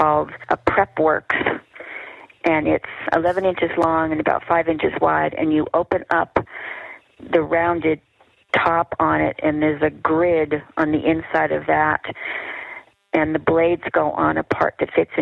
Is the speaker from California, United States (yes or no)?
no; Massachusetts, United States; now in Utah, United States; I'm originally from Massachusetts